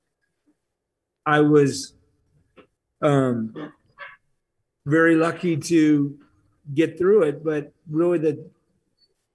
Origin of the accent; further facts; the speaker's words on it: Scottsdale, Arizona, United States; moved away as an adult; also born or lived in Flagstaff / Aspen; I moved back to my hometown of Scottsdale